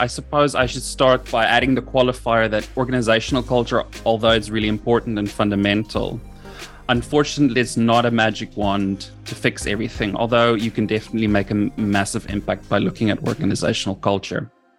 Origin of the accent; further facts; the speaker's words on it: South Africa; also born or lived in United Kingdom / Middle East; I am from South Africa. My accent might sound a bit funny. That's because I've lived in various parts of the world. I am in South Africa at the moment, but I'm educated in the UK.